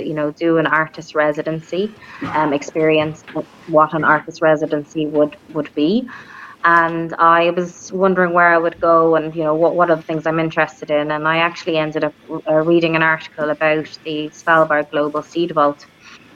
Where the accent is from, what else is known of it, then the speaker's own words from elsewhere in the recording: Dublin, Leinster, Ireland; now in Cork, Ireland; I have lived in Cork for the last 18 years, but I'm originally from Dublin